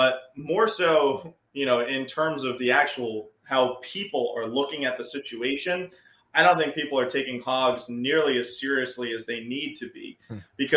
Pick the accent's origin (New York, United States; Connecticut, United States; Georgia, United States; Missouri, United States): New York, United States; moved away as an adult; now in South Florida, United States; where I grew up in New York, we have these Italian wall lizards